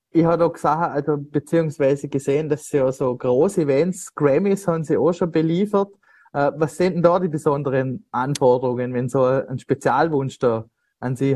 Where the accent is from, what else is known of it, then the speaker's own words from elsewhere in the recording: St. Gallenkirch, Vorarlberg, Austria; ein herzlicher Faschingsgruß aus meiner Heimatgemeinde St. Gallenkirch.